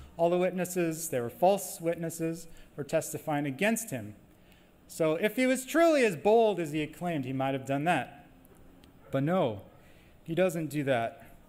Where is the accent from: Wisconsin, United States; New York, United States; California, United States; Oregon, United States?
Wisconsin, United States; moved away; I'm from Wisconsin, but I guess I've been away too long.